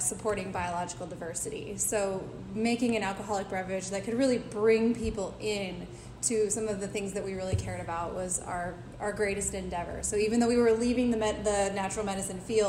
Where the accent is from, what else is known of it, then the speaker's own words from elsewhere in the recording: East King County, Washington, United States; moved away as an adult; also born or lived in Green Bluff, Washington; now in Whidbey Island, United States; I grew up in East King County